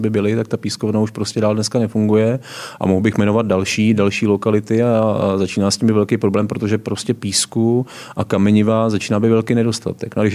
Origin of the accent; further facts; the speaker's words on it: Sokolov region, Karlovy Vary Region, Czechia; Já jsem vyrůstal tam na Hornickém Sokolovsku